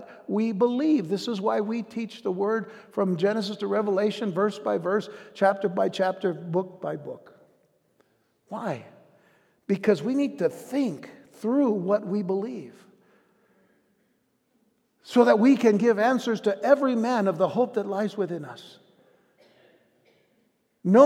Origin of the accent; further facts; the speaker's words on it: United States; our day-to-day lives as American citizens